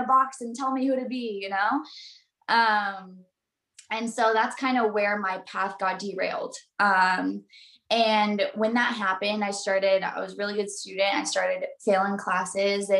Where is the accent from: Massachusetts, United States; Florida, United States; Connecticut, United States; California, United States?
California, United States; Southern; I'm from Southern California, born and raised by the beach